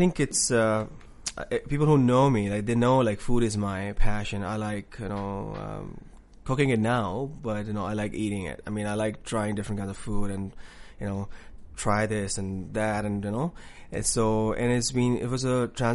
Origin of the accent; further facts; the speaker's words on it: Karachi, Sindh, Pakistan; moved away as an adult; now in Newfoundland, Canada; I'm from Karachi, Pakistan